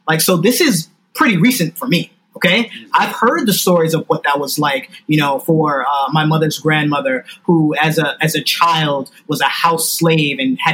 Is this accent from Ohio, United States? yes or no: no; New York City, New York, United States; I'm from New York City. I live in Brooklyn.